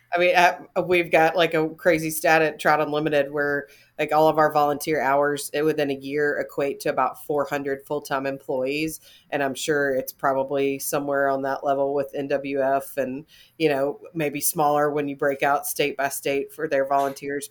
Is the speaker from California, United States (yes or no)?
no; North Alabama, United States; where I'm from is, um, in North Alabama